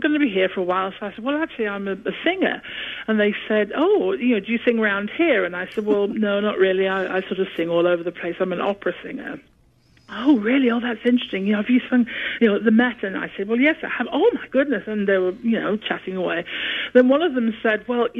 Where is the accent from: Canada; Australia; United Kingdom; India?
United Kingdom; England; accent: British; northern; moved away; I still have the British accent, but when I get sort of, I don't know, when I'm coming through from anaesthetic, maybe, I don't know, I get very northern